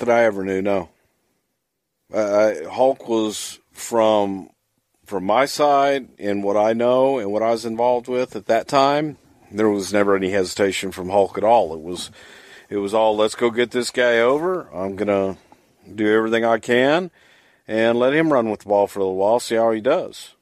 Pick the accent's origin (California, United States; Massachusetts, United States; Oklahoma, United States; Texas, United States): Texas, United States; I grew up in the South. I grew up in Texas